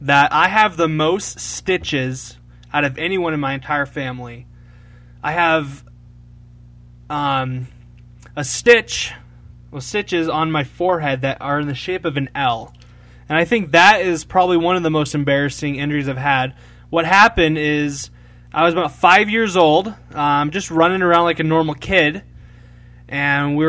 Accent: Rochester, Minnesota, United States; Rochester, Minnesota

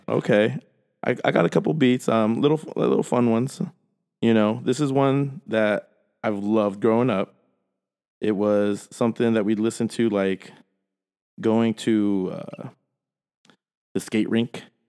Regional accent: San Jose, California, United States; being just a random Peruvian Italian kid growing up in South San Jose

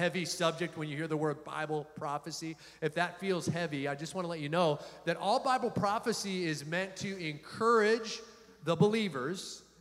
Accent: United States

